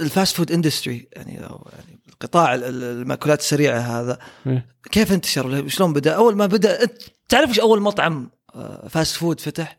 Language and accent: Arabic; Saudi Arabia